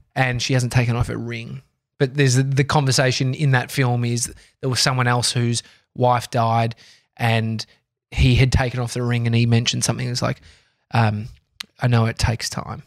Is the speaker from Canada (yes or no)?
no; Australia; I'm Australian